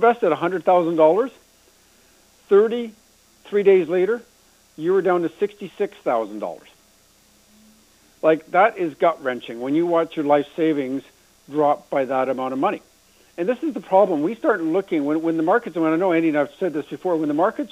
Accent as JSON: {"language": "English", "country": "Canada", "said": "we're Canadian here"}